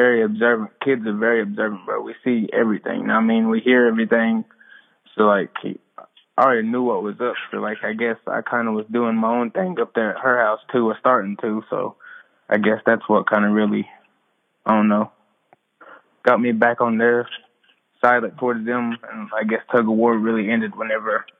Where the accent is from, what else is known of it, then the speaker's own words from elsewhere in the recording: Cherokee, North Carolina, United States; I'm from Cherokee, North Carolina.